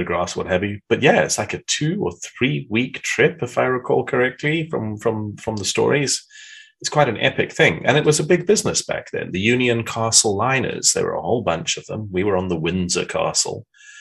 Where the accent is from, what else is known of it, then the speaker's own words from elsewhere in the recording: South Africa; moved away as an adult; also born or lived in Portsmouth, England / London, England / Johannesburg, South Africa / Cape Town, South Africa; now in Netherlands; I was born in Portsmouth in the south of England. My entire family emigrated on a boat to South Africa in 1974 when I was like 3 and a half. And that's where I grew up, in South Africa